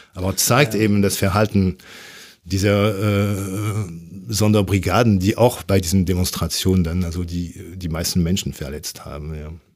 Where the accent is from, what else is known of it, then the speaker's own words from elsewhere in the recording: France; German is a second language; moved away as an adult; now in Germany; obwohl ich 30 Jahre in Deutschland lebe, aber als Franzose